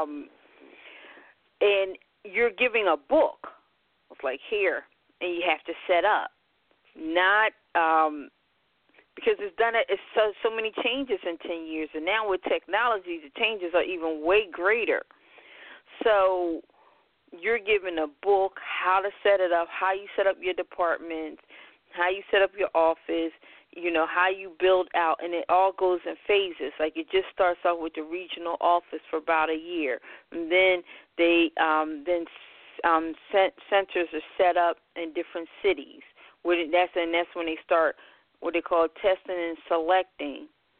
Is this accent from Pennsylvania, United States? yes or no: yes; Philadelphia, Pennsylvania, United States; I hail from Philadelphia, born and raised. Been here all my life, even though most people never believe I'm from Philadelphia